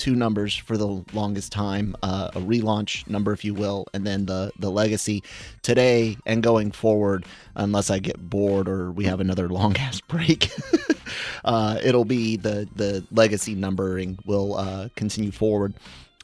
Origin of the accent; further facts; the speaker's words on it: Florida, United States; I'm from Florida